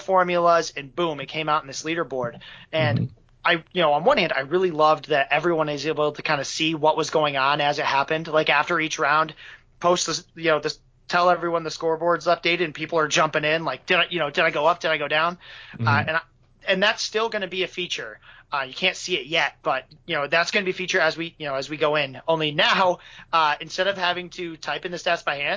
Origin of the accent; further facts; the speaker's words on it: Michigan, United States; I'm from Michigan